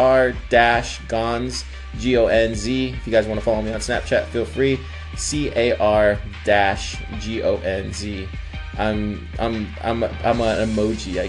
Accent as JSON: {"language": "English", "town": "Corpus Christi", "region": "Texas", "country": "United States", "tie": "born or raised there", "moved": "yes", "said": "I'm spending time in Corpus Christi, where my hometown is."}